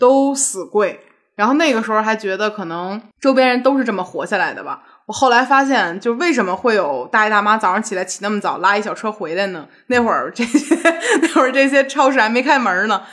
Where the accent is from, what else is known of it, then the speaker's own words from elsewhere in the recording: Beijing, China; 我小时候就是上学，上，上学正好在胡同里头